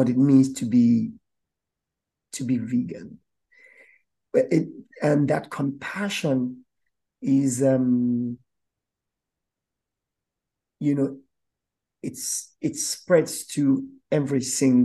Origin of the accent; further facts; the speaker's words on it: Nigeria; As a Nigerian myself